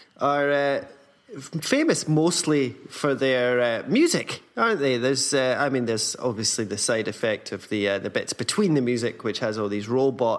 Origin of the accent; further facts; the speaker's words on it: Scotland, United Kingdom; now in Berlin, Germany; being Scottish.